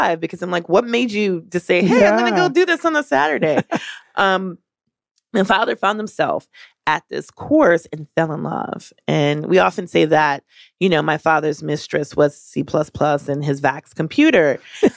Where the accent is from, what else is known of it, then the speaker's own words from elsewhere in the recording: Milwaukee, Wisconsin, United States; moved away; I actually grew up in the Midwest. I grew up partially in Milwaukee, Wisconsin